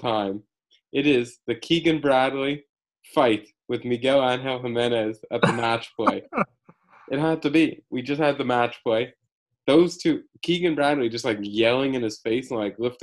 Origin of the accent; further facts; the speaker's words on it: Canada; As a Canadian